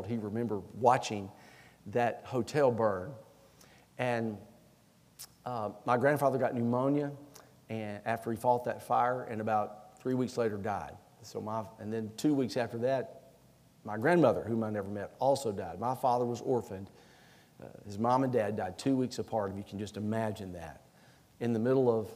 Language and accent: English; Anniston, Alabama, United States; now in South Carolina, United States; When I was a little boy, I grew up in Anniston, Alabama